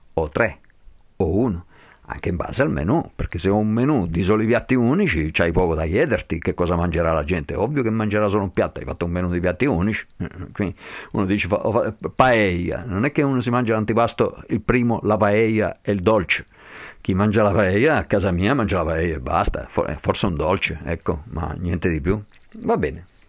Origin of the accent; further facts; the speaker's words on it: Basel, Basel-Stadt, Switzerland; now in Montagnana, Italy; sono nato e cresciuto a Basilea